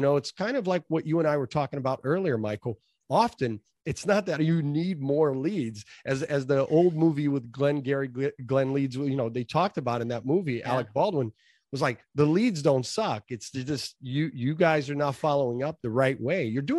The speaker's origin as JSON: {"language": "English", "country": "Brazil", "said": "Well, real briefly, I came from Brazil, a typical immigrant family. We came here for a better life, and we did that."}